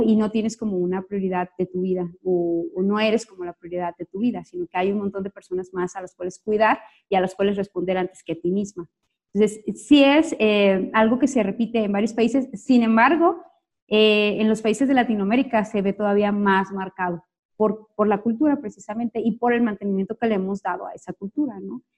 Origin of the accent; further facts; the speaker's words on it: Sonora, Mexico; moved away as an adult; now in Jalisco, Mexico; soy una sonorense que tiene seis años viviendo acá en Jalisco